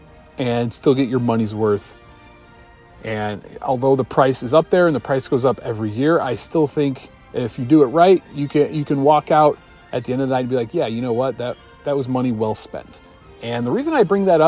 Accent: Chicago, Illinois, United States; I'm from Chicago.

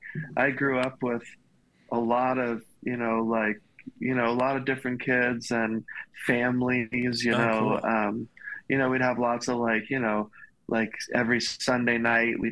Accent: Hilton Head, South Carolina, United States; I'm from South Carolina, really small town. It's an island right at the bottom of South Carolina called Hilton Head.

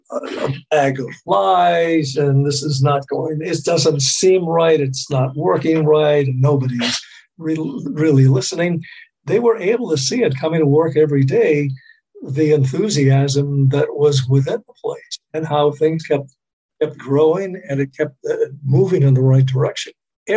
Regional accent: Boston, Massachusetts, United States; Growing up in Boston, it was a very powerful radio station, WBZ.

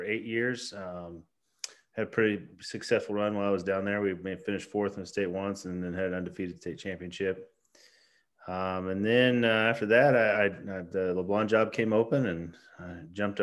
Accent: Cameron, Missouri, United States; also born or lived in St. Joseph, Missouri; I grew up in Cameron, just a little bit east of here.

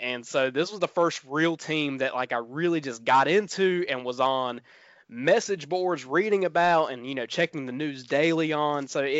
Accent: the South, United States; growing up in the South, you know, with not a lot of access to national television

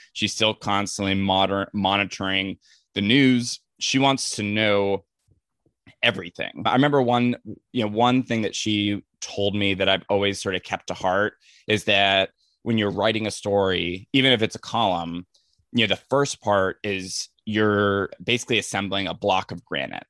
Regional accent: Ventura County, Southern California, United States; I grew up in Southern California, just like the, you know, the suburbs of L A, like Ventura County area

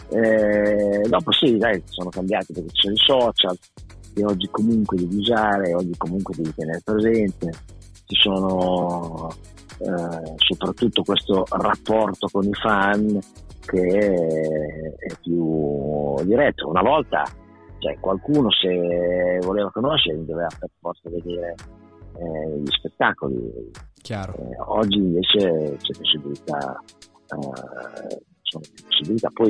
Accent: Emilia-Romagna, Italy; moved away as an adult; also born or lived in Riccione; now in Bologna, Italy; sono romagnolo

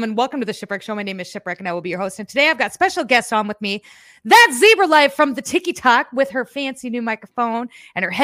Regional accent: Midwest, United States; I am from the Midwest. We are a glutton for punishment with trains here

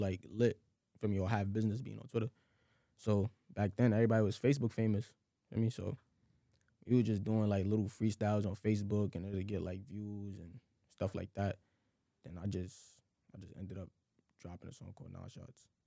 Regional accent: New York City, New York, United States; I grew up like in Crown Heights. You know, I was living with my grandma

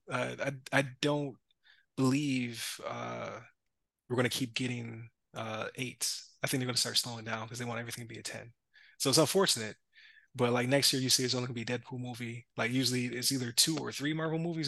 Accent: Buffalo, New York, United States; we're from Buffalo

